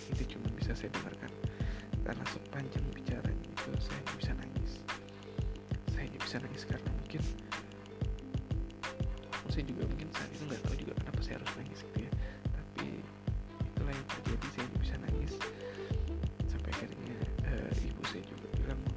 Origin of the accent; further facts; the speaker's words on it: Pontianak, West Kalimantan, Indonesia; saya orang Kalimantan Barat di Pontianak tepatnya dan keluarga besar saya itu ada di Pontianak semua